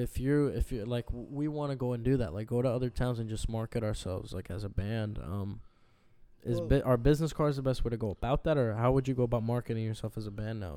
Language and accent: English; South Florida, United States; also born or lived in Bronx, New York; He grew up with me here in South Florida, but we were both born in New York. He was born in Spanish Harlem. I was born in the Bronx.